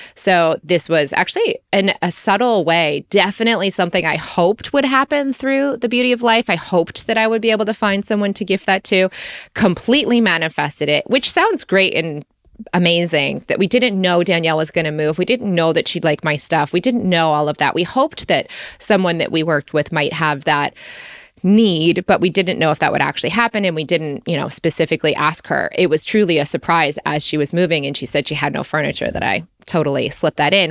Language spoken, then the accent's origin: English; United States; moved away as an adult; also born or lived in Australia; my tourist visa as an American